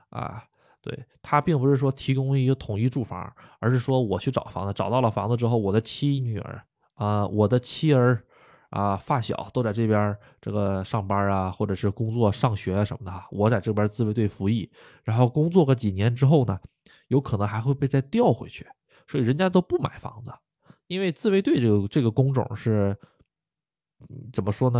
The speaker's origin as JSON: {"language": "Chinese", "region": "Northeast China", "country": "China", "moved": "as an adult", "lives_now": "Japan", "said": "我们东北那边儿都喜欢称呼为老头儿老太太哈。啊，这并不是一个这个不尊重啊，这就是我们东北那边的方言啊"}